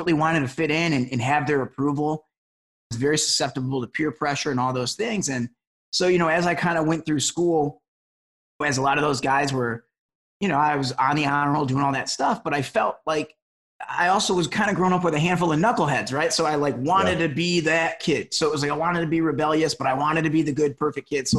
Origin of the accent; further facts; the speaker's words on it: Detroit, Michigan, United States; now in Los Angeles, United States; I grew up in Metro Detroit, you know, was the son of a cop